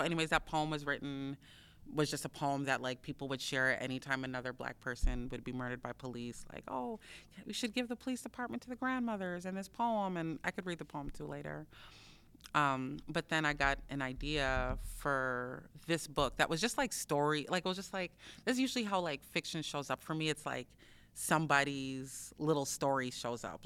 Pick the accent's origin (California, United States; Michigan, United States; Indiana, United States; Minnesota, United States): Minnesota, United States; Minneapolis; I grew up in South Minneapolis, um, and Phillips, between Phillips and Potterhorn